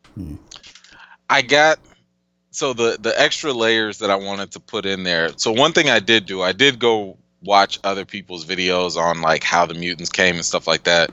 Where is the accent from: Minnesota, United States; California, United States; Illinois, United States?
Illinois, United States; Chicago; I'm a Chicagoan till Chicago ends